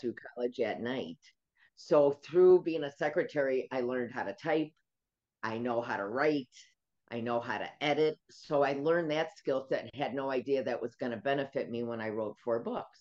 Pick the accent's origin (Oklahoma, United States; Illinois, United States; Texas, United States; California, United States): Illinois, United States; Chicago; moved away as an adult; now in Florida, United States; I'm a Chicagoan. We don't have hurricanes